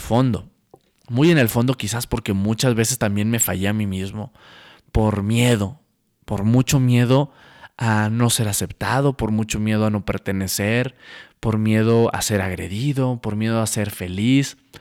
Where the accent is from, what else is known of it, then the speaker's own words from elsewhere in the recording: Santiago, Nuevo León, Mexico; moved away as an adult; also born or lived in Monterrey, Nuevo León; now in Mexico City, Mexico; nací en la ciudad de Monterrey, Nuevo León, viví en un pueblo hermoso, un pueblo mágico llamado Santiago, Nuevo León, toda mi vida hasta los 19 años